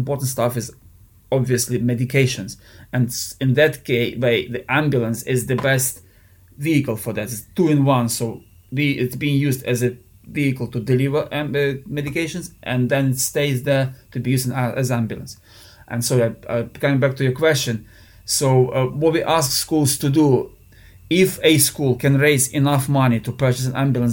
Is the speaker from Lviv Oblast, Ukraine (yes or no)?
yes; Lviv, Lviv Oblast, Ukraine; now in United Kingdom; we are from Lviv. It's a very western part of Ukraine